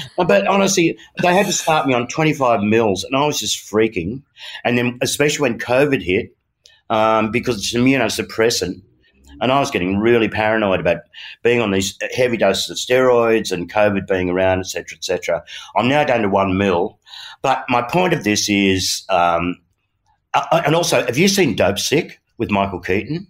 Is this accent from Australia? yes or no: yes; Australia; as an Aussie boy